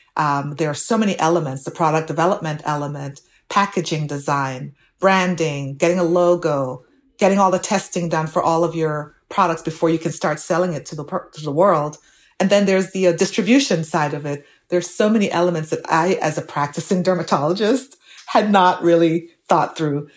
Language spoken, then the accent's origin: English; Jamaica; moved away as an adult; now in United States; my growing up in Jamaica